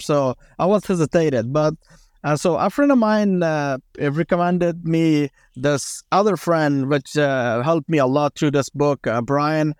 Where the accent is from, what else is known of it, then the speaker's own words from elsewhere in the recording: Afghanistan; I grew up in Afghanistan.